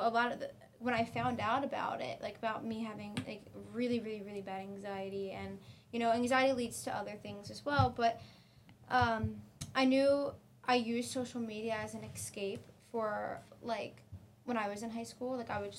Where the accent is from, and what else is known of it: Pennsylvania, United States